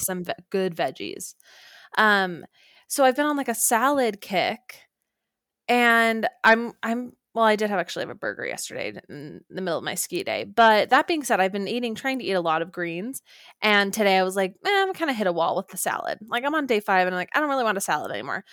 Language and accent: English; Orem, Utah, United States; moved away; I flew home to Orem, Utah